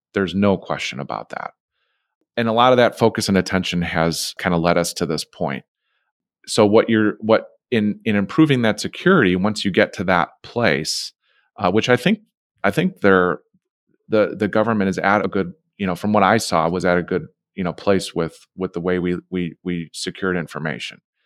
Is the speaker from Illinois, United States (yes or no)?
yes; Chicago, Illinois, United States; We're from Chicago, right? Uh, I'm born and raised in this city.